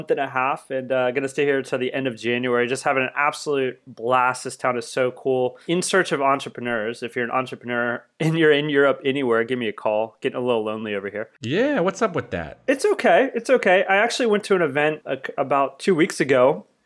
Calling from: Seattle, Washington, United States; I'm calling you from Seattle.

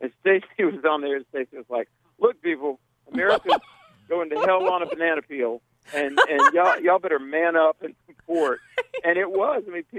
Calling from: North Carolina, United States; I am on Interstate 85 outside of Charlotte, North Carolina.

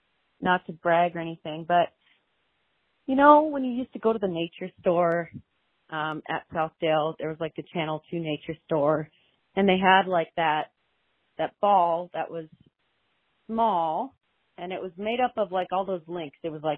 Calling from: Denver, Colorado, United States; I'm calling from Denver

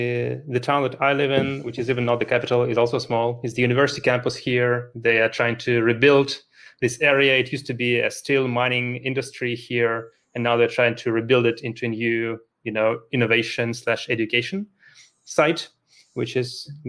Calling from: Luxembourg; Calling in from Luxembourg, a small country in the middle of Europe.

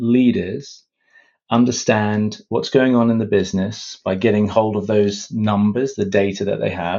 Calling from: Brighton, South East England, United Kingdom; So I'm joining from the UK. I live in a city called Brighton on the south coast of the UK

